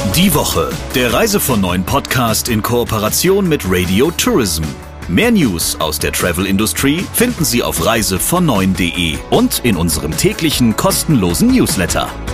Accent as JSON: {"language": "German", "area": "Ruhr area", "region": "North Rhine-Westphalia", "country": "Germany", "tie": "born or raised there", "moved": "yes", "lives_now": "Darmstadt, Germany", "said": "Als gebürtiger Ruhrgebietler"}